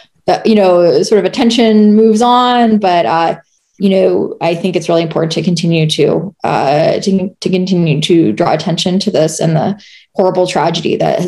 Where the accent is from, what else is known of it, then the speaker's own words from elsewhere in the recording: Arizona, United States; now in Colorado, United States; a bakery in my hometown of Arizona